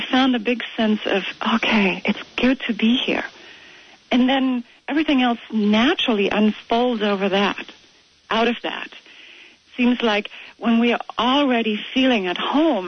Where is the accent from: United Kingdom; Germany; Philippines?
Germany; moved away as an adult; now in United States; I've had a bit growing up in Germany